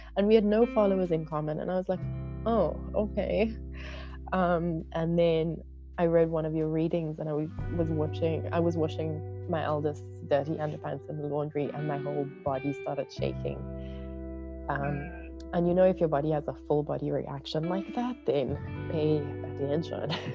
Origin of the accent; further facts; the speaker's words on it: South Africa; I am from South Africa.